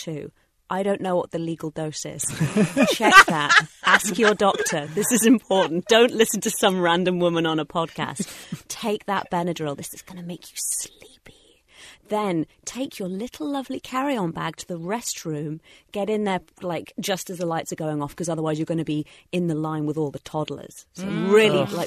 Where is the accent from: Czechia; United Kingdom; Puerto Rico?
United Kingdom; England; moved away; I am a citizen of the United Kingdom, and once or twice a year, I fly back to see my family, who still live in England